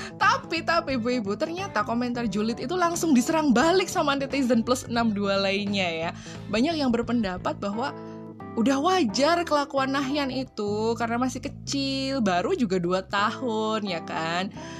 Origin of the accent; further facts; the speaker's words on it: Surakarta, Central Java, Indonesia; Aku itu lahir gede di Solo ya, asli wong Solo loh aku iki.